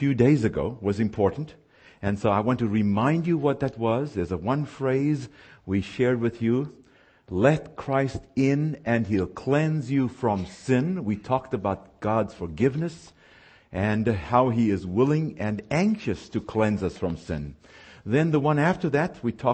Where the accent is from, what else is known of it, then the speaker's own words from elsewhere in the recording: South Africa; moved away; I was born and raised in the Republic of South Africa.